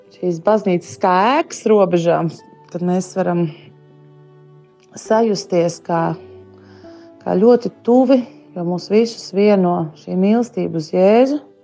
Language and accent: Latvian; Sigulda, Sigulda Municipality, Latvia; Es esmu no Siguldas.